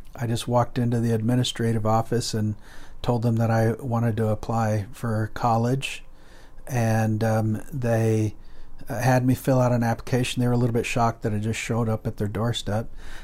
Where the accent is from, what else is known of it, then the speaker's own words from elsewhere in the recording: Guatemala; also born or lived in United States / Colombia; I was born in the United States, but I was raised in Central and South America, in Guatemala and Colombia.